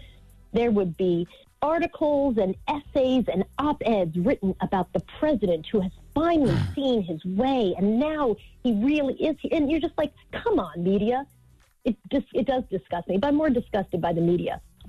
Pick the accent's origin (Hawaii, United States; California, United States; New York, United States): New York, United States; Long Island; When I was growing up in Long Island, people used to protest.